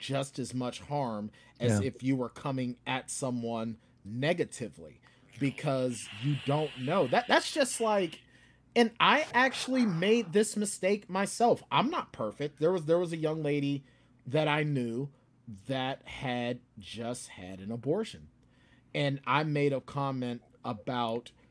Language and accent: English; United States; also born or lived in New Hampshire; I was born as American